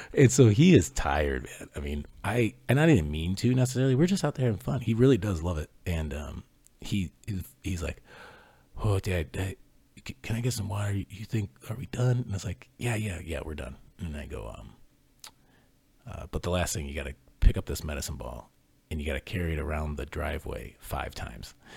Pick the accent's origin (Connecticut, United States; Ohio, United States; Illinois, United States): Ohio, United States; I grew up in Ohio